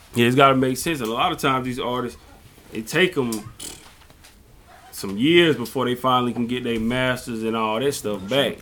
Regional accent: South Carolina, United States; we're from South Carolina

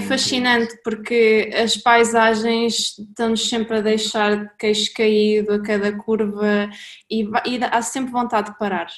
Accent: Caldas da Rainha, Centro, Portugal; somos os dois originariamente das Caldas da Rainha e temos o mundo como casa

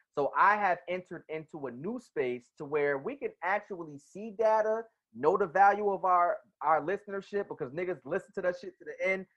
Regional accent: New Jersey, United States; I'm from Jersey.

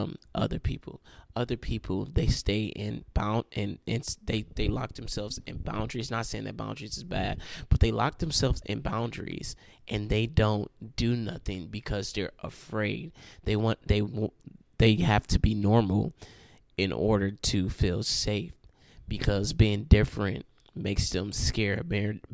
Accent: Cleveland, Ohio, United States; now in Akron, United States; I'm from Cleveland, Ohio.

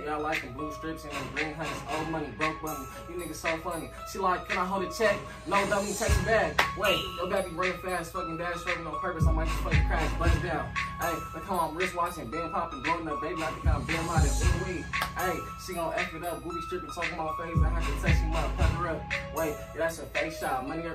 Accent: Long Beach, California, United States; born there; now in Victorville, United States; I was born in Long Beach

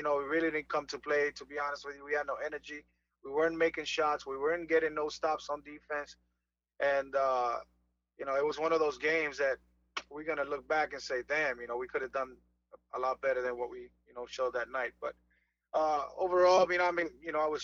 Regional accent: Fajardo, Puerto Rico; moved away; I turned pro with my hometown team in Fajardo

